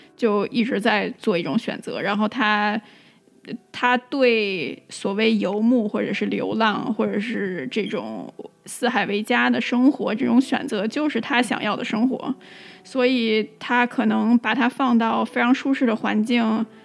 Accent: China; now in United States; 我们作为中国人还是有一个很有趣的视角在这里

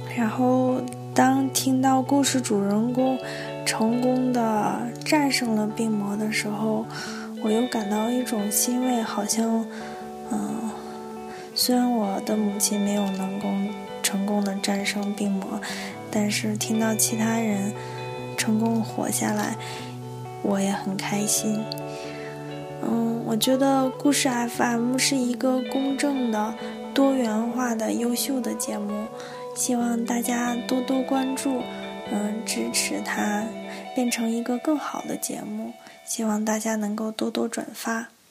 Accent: Northeast China, China; now in Xi'an, China; 我是一个东北人，现在生活在陕西西安

